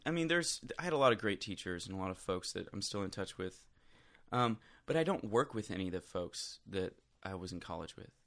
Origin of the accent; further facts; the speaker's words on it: Flint, Michigan, United States; moved away; also born or lived in Swartz Creek, Michigan / Nashville; I grew up in Flint, Michigan, mm-hmm. um, just outside of Flint, actually. Swartz Creek, Michigan is where I, am technically from